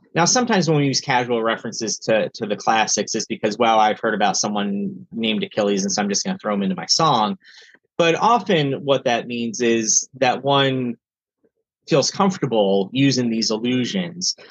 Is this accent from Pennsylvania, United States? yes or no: yes; northeastern Pennsylvania, United States; now in Cincinnati, United States; I grew up in northeastern Pennsylvania, uh, an area of Pennsylvania that's part of Appalachia